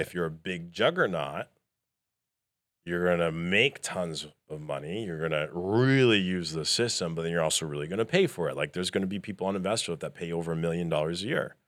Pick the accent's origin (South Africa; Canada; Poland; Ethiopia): Canada; moved away; I'm originally from Canada.